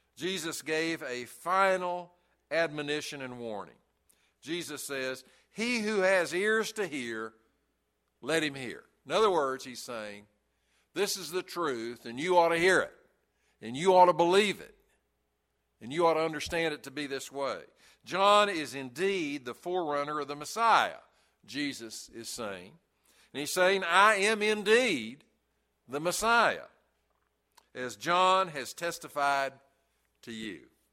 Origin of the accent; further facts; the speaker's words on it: Chattanooga, Tennessee, United States; when I was a little kid, uh, growing up in Brainerd Baptist Church in Chattanooga